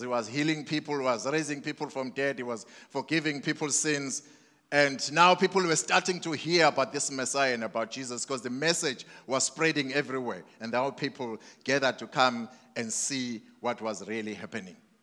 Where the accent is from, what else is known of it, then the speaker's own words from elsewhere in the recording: Mandini, KwaZulu-Natal, South Africa; I grew up in Mandini